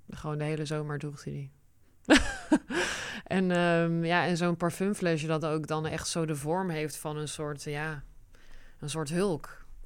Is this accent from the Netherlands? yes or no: yes; Netherlands; Dutch is a second language; also born or lived in United States; En toen zijn we naar Nederland geëmigreerd